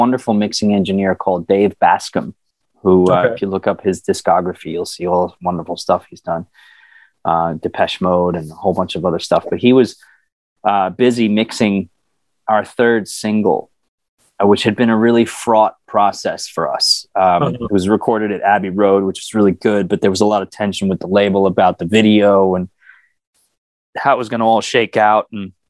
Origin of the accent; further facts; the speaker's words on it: New York City, New York, United States; but more as a New Yorker, as like, isn't that interesting that they figured out how to do that? Look at this city, you know, look at what's happening here.